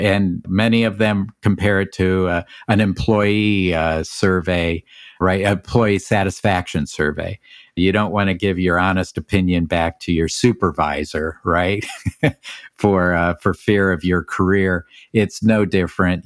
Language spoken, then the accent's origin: English; Canton, Ohio, United States; I grew up in Canton, Ohio